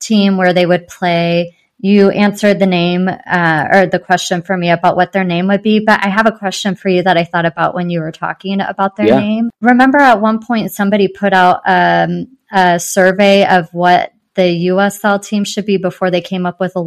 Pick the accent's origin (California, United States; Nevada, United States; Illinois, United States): California, United States; San Diego; now in Kansas City, United States; it's my hometown